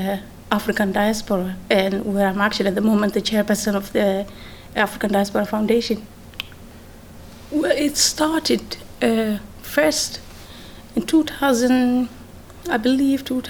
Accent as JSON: {"language": "English", "country": "Netherlands", "tie": "born or raised there", "also_born_or_lived": "Mogadishu, Somalia / Amsterdam, Netherlands", "moved": "as an adult", "lives_now": "Milton Keynes, United Kingdom", "said": "I was born actually in Mogadishu and grew up in Holland"}